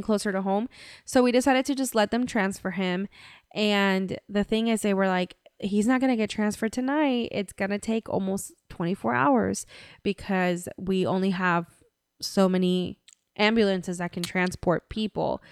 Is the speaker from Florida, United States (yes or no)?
yes; Central Florida, United States; we're from Central Florida. We live in Central Florida